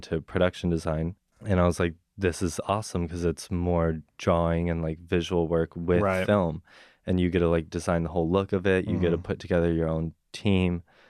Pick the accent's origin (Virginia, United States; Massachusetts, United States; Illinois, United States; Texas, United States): Texas, United States; Dallas; moved away; So, I'm from Dallas, Texas.